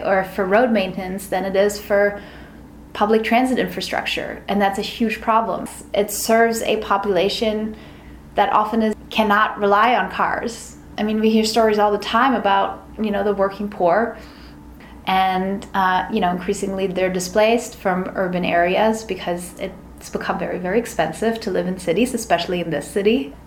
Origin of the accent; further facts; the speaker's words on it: Berlin, Germany; now in New York City, United States; I'm from Berlin, which is the biggest city in Germany